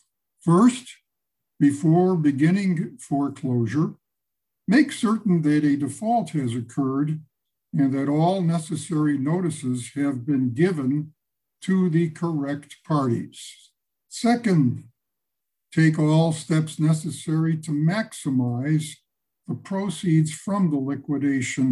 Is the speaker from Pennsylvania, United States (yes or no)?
no; Chicago, Illinois, United States; I hail from Chicago